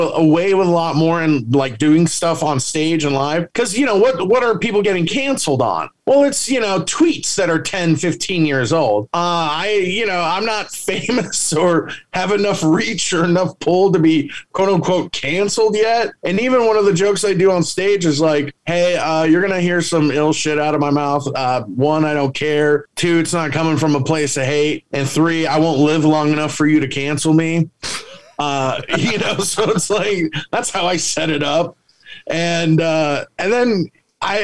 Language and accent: English; San Antonio, Texas, United States; moved away as an adult; now in Las Vegas, United States; where I came up and started in my hometown of San Antonio